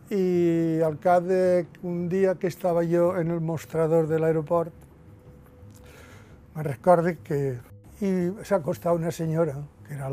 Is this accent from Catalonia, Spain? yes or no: no; Valencian Community, Spain; first language Valencian; la meva llengua materna, que és el valencià de, de Catalunya o el valencià